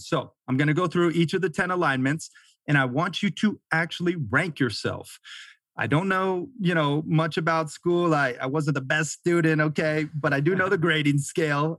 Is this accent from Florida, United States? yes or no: yes; Florida, United States; moved away as an adult; also born or lived in Montana / Sarasota, Florida / Delray Beach, Florida; now in Bozeman, Montana, United States; I grew up half in Florida, you know, surfing and skating, and then half in Montana, camping, fishing, hunting, hiking